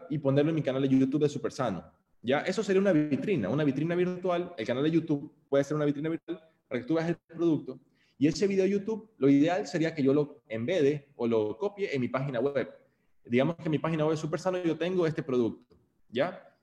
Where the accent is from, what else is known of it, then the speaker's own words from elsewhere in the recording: Guayaquil, Guayas, Ecuador; Yo, como guayaquileño del siglo 21, año 91 que nací